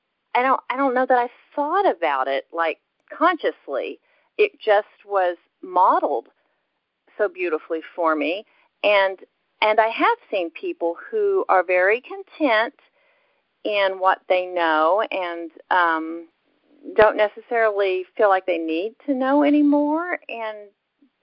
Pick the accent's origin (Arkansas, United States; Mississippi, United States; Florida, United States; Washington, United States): Arkansas, United States; Dardanelle; also born or lived in Birmingham, Alabama / Russellville, Arkansas; I grew up in the River Valley area in Arkansas. I was born in Birmingham, Alabama, but when I was three, my parents moved to a little town in Arkansas called Dardanelle